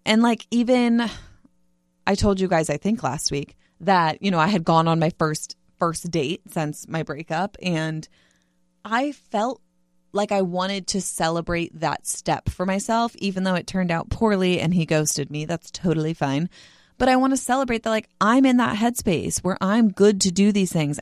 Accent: Bay Area, California, United States; now in San Diego, United States; I was in the Bay Area for, like, in my hometown for Christmas

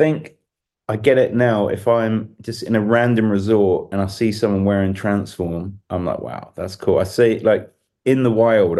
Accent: London, United Kingdom; People can tell I'm English, but it's definitely polished because it's gone down. Because when I first turned up, you know, straight out of Kidbrook High, you know, people couldn't understand a word I was talking about in Austria.

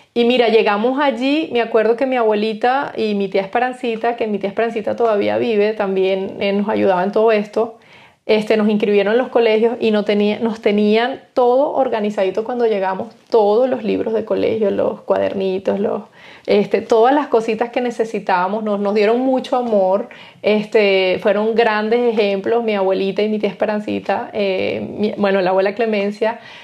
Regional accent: Guanarito, Portuguesa, Venezuela; moved away as an adult; also born or lived in Spain; now in Germany; nosotros tuvimos una infancia en mi pueblito, Guanarito, una infancia bonita

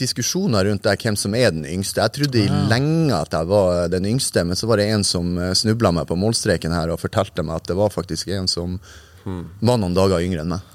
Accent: Narvik, Nordland, Norway; Jeg er født eh, i Narvik. Hadde tre år på Framnes. Etter det så bygde faren min hus på Ankenes, så vi flytta ut

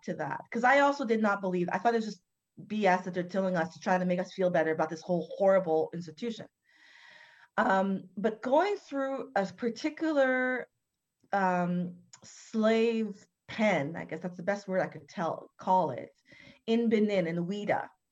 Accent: Canada; I'm born and raised in Canada

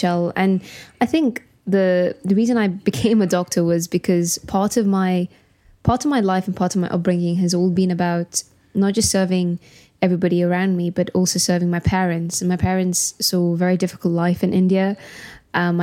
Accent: Gibraltar; now in London, United Kingdom; I was born and raised in Gibraltar. I'm purebred Janita, as they say

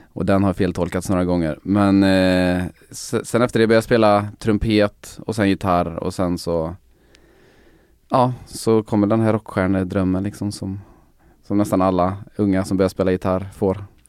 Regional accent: Sweden; mitt pojkrum i, hemma i Sönjunga

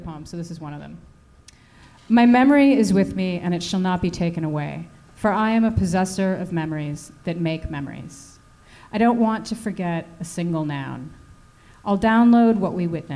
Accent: United States; moved away; I'm American.

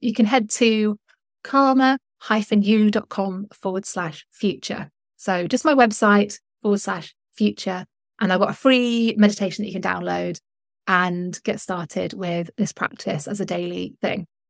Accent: North West England, United Kingdom; moved away as an adult; also born or lived in London; I moved from London two years ago back to the north of England

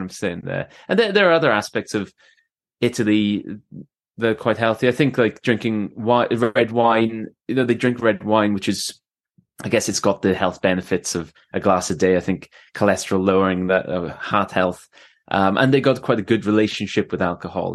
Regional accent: Swansea, Wales, United Kingdom; moved away; also born or lived in Canada / England; my mum's, uh, Welsh, uh, so, uh, I was born in Swansea. I've lived in, uh, Canada, I've lived in England, uh, and I've travelled a lot, but, yeah, I s, I s, live in Swansea now

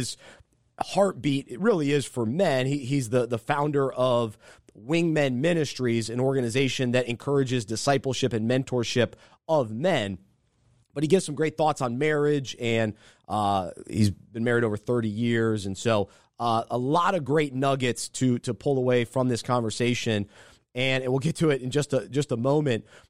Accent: the South, United States; I'm from the South. And so that's what I grew up

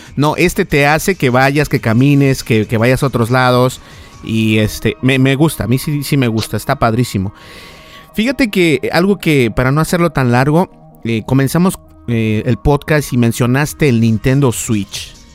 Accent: Mexico; accent: Mexican; mi, mi acento es completamente mexicano.

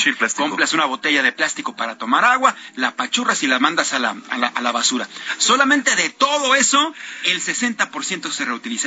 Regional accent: Mexico

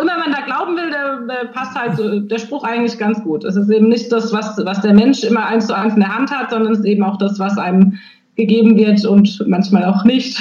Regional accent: Nierstein, Rhineland-Palatinate, Germany; komme ich aus Nierstein, aber auch aus Schwabsburg

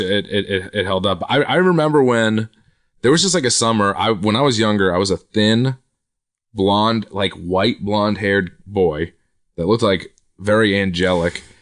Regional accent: Quincy, Massachusetts, United States; I'm from Quincy, Massachusetts, which is right. south of Boston.

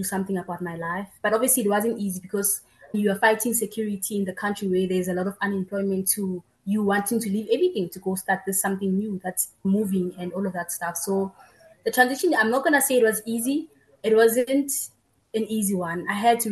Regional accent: Tembisa, Gauteng, South Africa; I was born and bred in Tembisa

